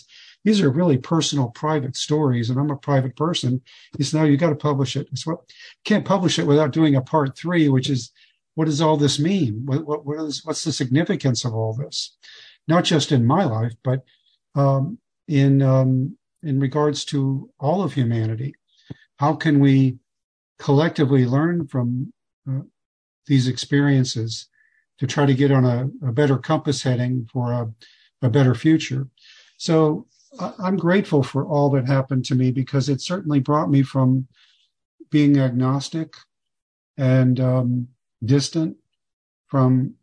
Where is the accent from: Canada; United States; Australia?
United States; Fort Lauderdale, Florida; the age of 8 years old in 1960, growing up in Fort Lauderdale